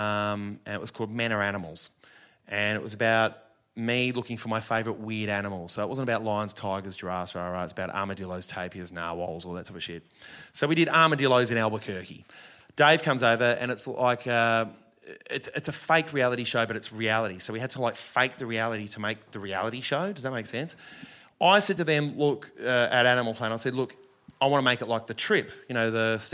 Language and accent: English; Australia; an Australian